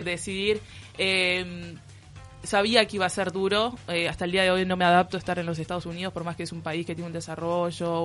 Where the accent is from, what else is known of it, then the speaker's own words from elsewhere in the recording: Uruguay; now in Philadelphia, United States; yo soy uruguaya